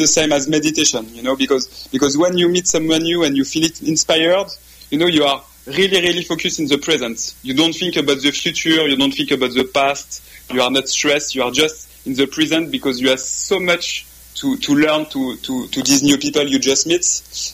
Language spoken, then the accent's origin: English; France; accent: French; English is a second language; my French accent